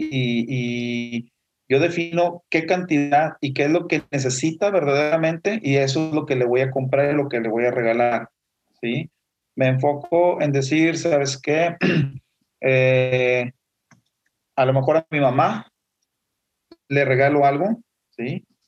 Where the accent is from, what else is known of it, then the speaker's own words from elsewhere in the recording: Mexico; como somos nosotros los mexicanos de fiesteros, pues tenemos la celebración navideña